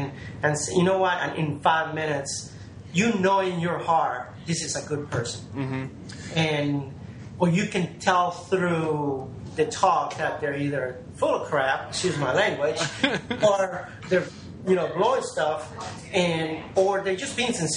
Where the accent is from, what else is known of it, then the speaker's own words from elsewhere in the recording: New Orleans, Louisiana, United States; I grew up here in New Orleans